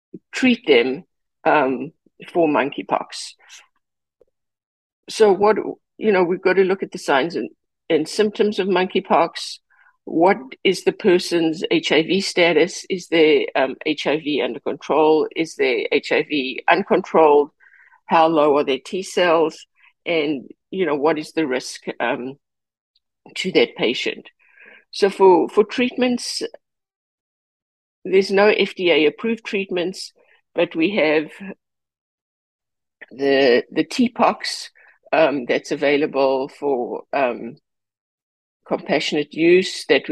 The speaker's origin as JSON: {"language": "English", "region": "California", "country": "United States", "said": "I am a Californian"}